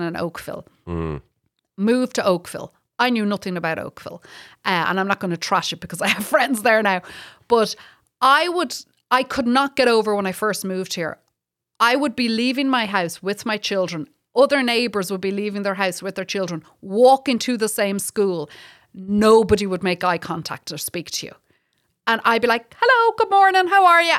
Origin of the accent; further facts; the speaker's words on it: Ireland; now in Canada; I'm from the Republic